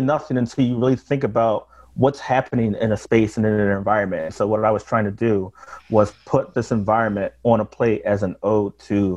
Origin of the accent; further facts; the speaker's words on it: Philadelphia, Pennsylvania, United States; I grew up in Germantown, but my family settled here post the Great Migration in South Philadelphia